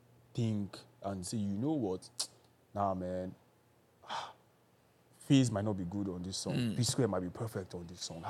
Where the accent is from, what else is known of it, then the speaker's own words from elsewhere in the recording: Ibadan, Oyo, Nigeria; I grew up in Ibadan.